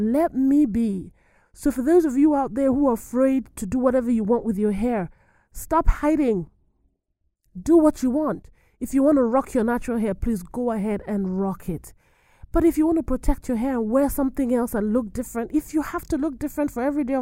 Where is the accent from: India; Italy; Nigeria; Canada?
Nigeria; moved away; I am an African immigrant. I am from Niger. I'm from Nigeria